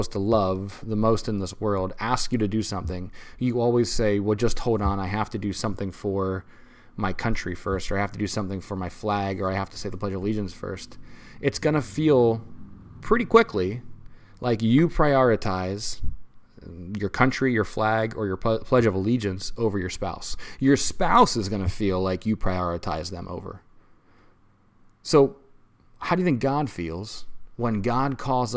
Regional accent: United States; as an American, as somebody who was a part of the most powerful regime ever to be on the face of the planet

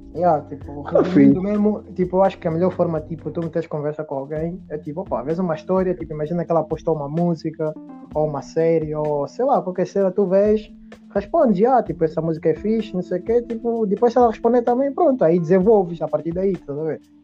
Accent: Angola; nós que somos angolanos

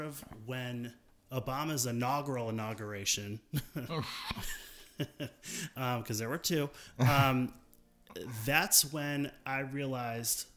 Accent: New York City, New York, United States; moved away; also born or lived in Los Angeles / Wichita, Kansas; I was born in Brooklyn, New York.

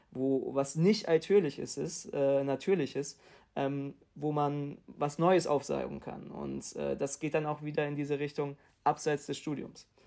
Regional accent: Hamburg, Germany; ich komme aus Hamburg

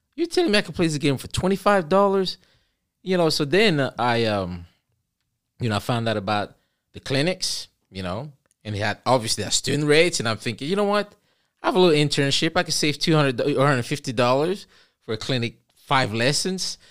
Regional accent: Cameroon; moved away; I'm originally from Cameroon. I say originally, but I, you know, I like to say I am from Cameroon still, and will ever be.

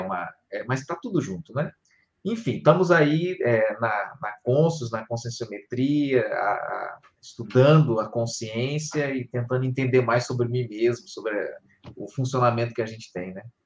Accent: Rio de Janeiro, Brazil; moved away as an adult; also born or lived in Porto Velho, Rondônia / Foz do Iguaçu, Paraná; não sou do, de, de Rondônia, sou do Rio de Janeiro, mas fui morar lá

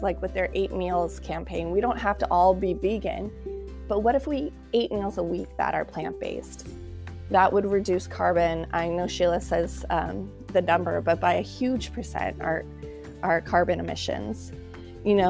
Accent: United States; being from American and from the United States

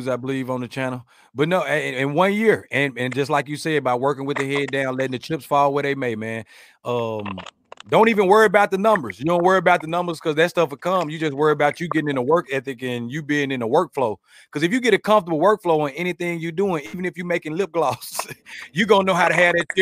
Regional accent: Pine Bluff, Arkansas, United States; my hometown in Pine Bluff

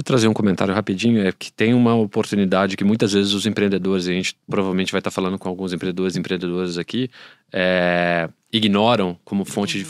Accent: Belo Horizonte, Minas Gerais, Brazil; eu sou de BH

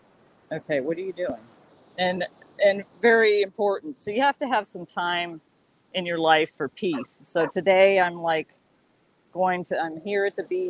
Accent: San Antonio, Texas, United States; also born or lived in Austin, Texas; now in California, United States; I grew up in San Antonio and used to go down to the coast a lot

